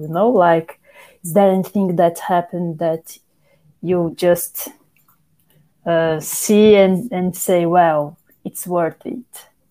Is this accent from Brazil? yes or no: yes; Brazil; moved away as an adult; now in York, United Kingdom; four Brazilian scholars studying at the University of York, …, …, …, and me